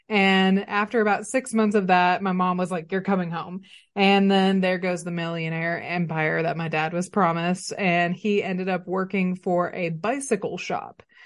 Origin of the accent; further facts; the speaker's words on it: Arkadelphia, Arkansas, United States; moved away as an adult; now in Northwest Arkansas, United States; I was raised in Arkadelphia, Arkansas